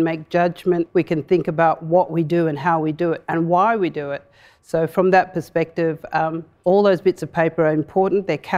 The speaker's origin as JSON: {"language": "English", "region": "Western Australia", "country": "Australia", "said": "So in my language, I said, good day, I am a woman from the Fitzroy River, the Martuwarra."}